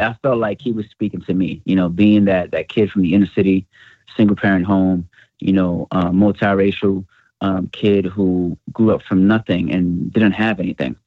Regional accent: New York City, New York, United States; born and raised in the Bronx

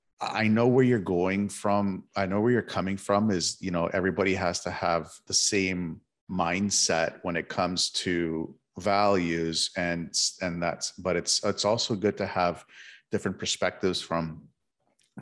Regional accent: Toronto, Ontario, Canada; born and raised in Toronto

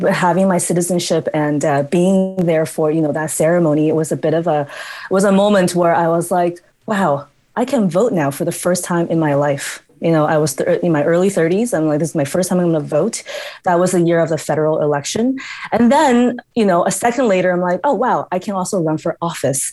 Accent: United States; moved away as an adult; also born or lived in New Mexico; now in Edmonton, Canada; growing up in the States

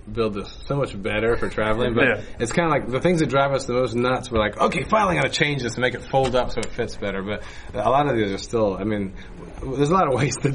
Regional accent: Pennsylvania, United States; moved away; also born or lived in Maine; We grew up originally in Pennsylvania, where there was a Renaissance fair

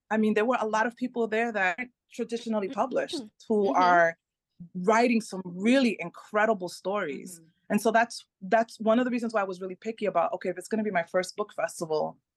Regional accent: Dominican Republic; first language Spanish; English is a second language; also born or lived in United States; So my parents are from the Caribbean. I'm I'm

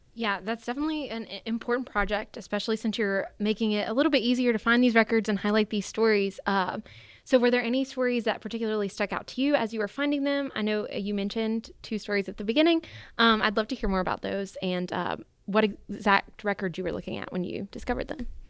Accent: Randolph County, North Carolina, United States; I'm from Randolph County, which is in the center of the state

